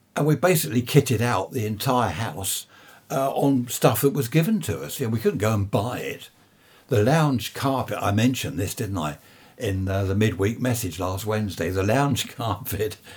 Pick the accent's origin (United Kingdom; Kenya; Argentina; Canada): United Kingdom; being British, that's all we talk about is the weather